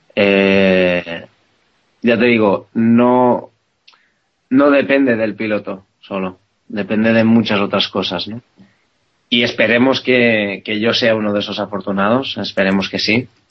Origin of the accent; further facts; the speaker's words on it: Spain; yo soy un piloto español